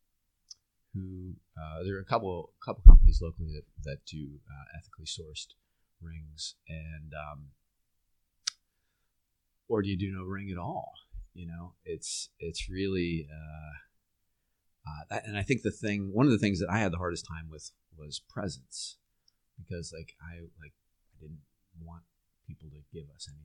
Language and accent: English; Northeast Pennsylvania, United States; now in Philadelphia, United States; I grew up in Northeast Pennsylvania